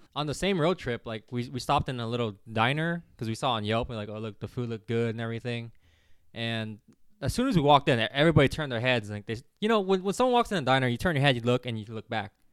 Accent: California, United States; growing up in California

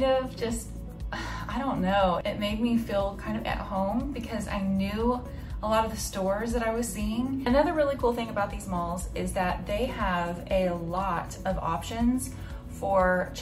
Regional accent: United States; moved away as an adult; now in China; I'm from America

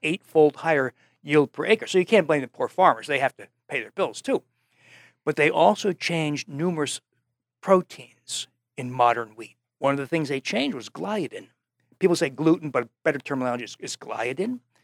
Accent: New Jersey, United States; moved away; also born or lived in Wisconsin; I came from New Jersey

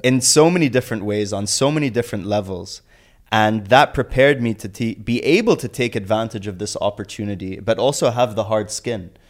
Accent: Abu Dhabi, United Arab Emirates; growing up in Abu Dhabi, both my parents were entrepreneurs

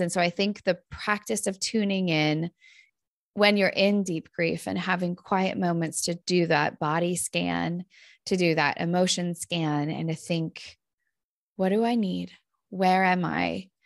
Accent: Northern California, United States; moved away as an adult; now in Minnesota, United States; I grew up in Northern California where we have a lot of these big fires.

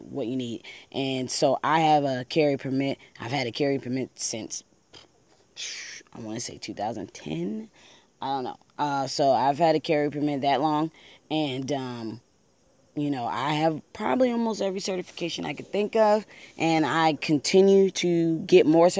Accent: Buffalo, New York, United States; now in Maryland, United States; I am originally from Buffalo, New York, so I have some connections there.

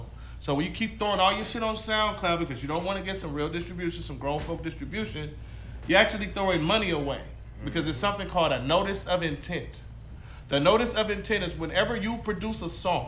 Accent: Compton, California, United States; also born or lived in Watts, Los Angeles; I grew up in Watts and Compton and all that weird shit

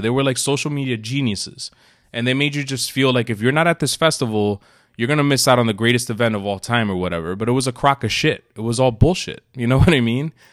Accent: New York City, New York, United States; moved away; also born or lived in New Jersey; we were both born in New York City. Yes, For the most part, you grew up in New Jersey. I grew up in New York.

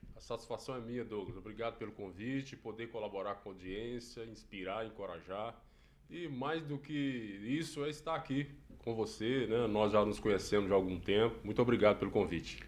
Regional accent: Minas Gerais, Brazil; moved away as an adult; now in Maringá, Brazil; Sou de, de Minas, é mineiro, mas já vai fazer quase quatro anos, nós estamos aqui nessa cidade maravilhosa

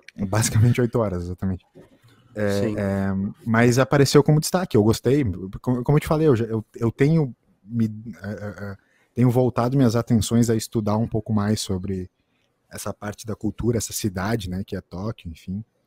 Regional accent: Brazil; a gente que é brasileiro

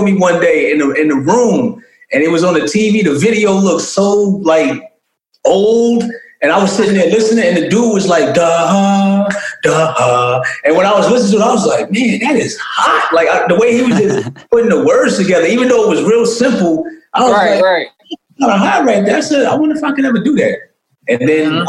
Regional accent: Hempstead, New York, United States; I'm originally from Hempstead, Long Island

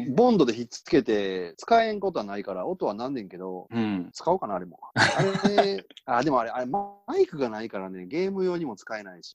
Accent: Kansai, Japan; accent: Kansai dialect; 俺は関西弁というか、普段使ってるようなイントネーション

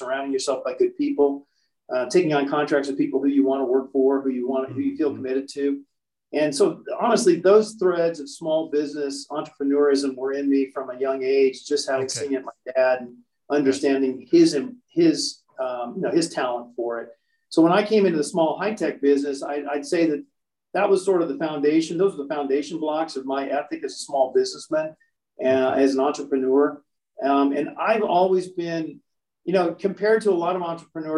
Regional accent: Central Illinois, United States; moved away as an adult; also born or lived in Colorado; my hometown

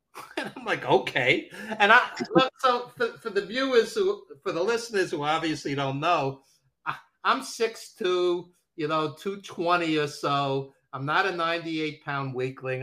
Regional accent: New York City, New York, United States; accent: New York; i am a lifelong new yorker as you can hear from my accent uh, brooklyn born

